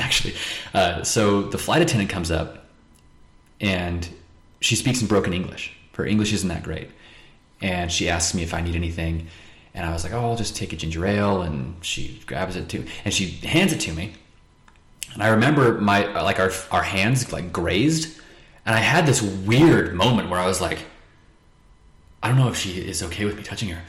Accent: Pinesdale, Montana, United States; also born or lived in West Jordan, Utah; I was born in Utah. Um, in West Jordan, which is just west of Salt Lake. Mm-hmm. Um, and I moved to Montana when I was about two months old. Um, so I was raised in a small little town called Pinesdale

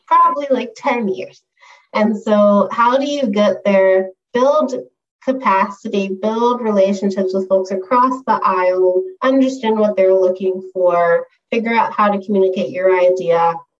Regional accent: San Diego, California, United States; moved away as an adult; also born or lived in New York City / San Francisco; I'm originally from San Diego

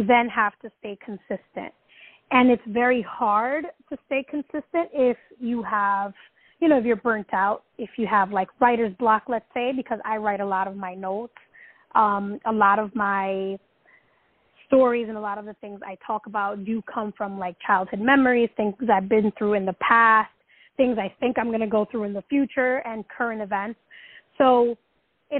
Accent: New York City, New York, United States; I'm just like this Dominican girl that was born and raised in the Bronx

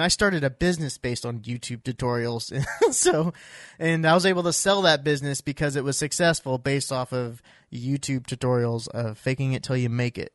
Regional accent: Iowa, United States; I grew up in Iowa

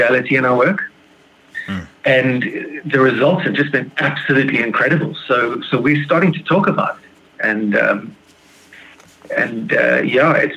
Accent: Plettenberg Bay, Western Cape, South Africa; I'm from a town called Plettenberg Bay, just on the outside of Cape Town in South Africa.

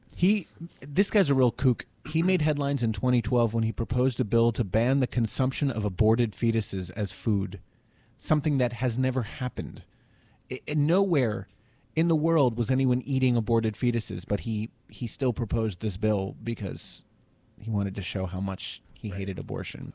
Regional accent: Summit, New Jersey, United States; my hometown of Summit, New Jersey

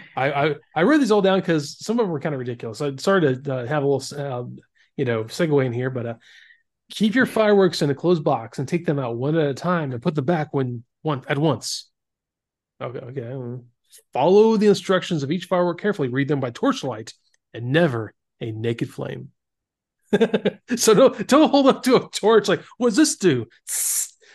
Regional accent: Florida, United States; I grew up in Florida

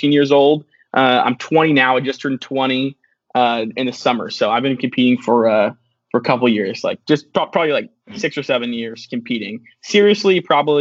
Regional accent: Seattle, Washington, United States; I'm from Seattle, Washington.

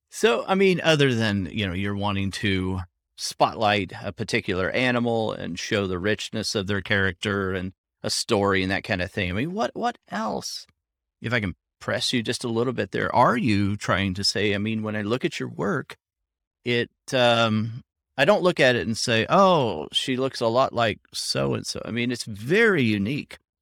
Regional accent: Southwest Oklahoma, United States; moved away; I grew up in Southwest Oklahoma

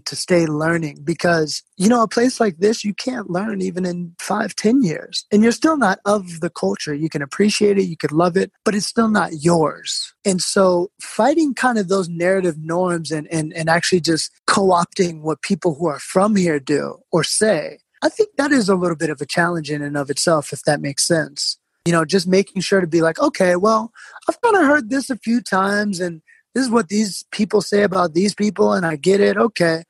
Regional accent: New York City, New York, United States; You know, I'm basically a New Yorker.

